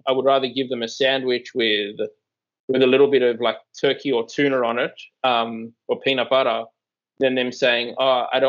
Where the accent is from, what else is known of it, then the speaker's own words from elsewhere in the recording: Australia; moved away; I am from Australia